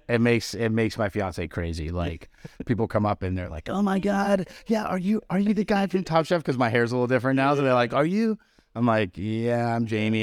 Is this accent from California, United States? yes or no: no; Marblehead, Massachusetts, United States; now in Charleston, United States; I grew up on the North Shore of Boston in, um, in Marblehead, Mass